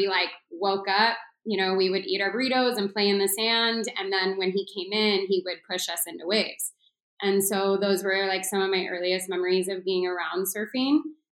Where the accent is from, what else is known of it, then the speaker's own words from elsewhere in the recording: North County, San Diego, California, United States; I grew up in North County, San Diego.